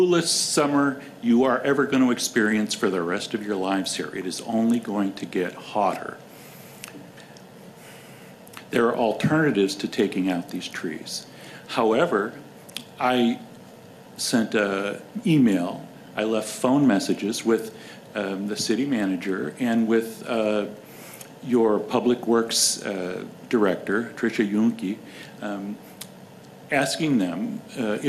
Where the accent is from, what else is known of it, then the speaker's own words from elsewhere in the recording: Chicago, Illinois, United States; moved away; I'm from Chicago